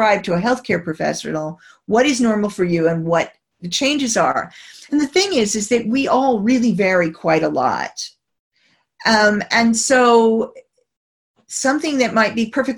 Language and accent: English; United States; moved away; as an American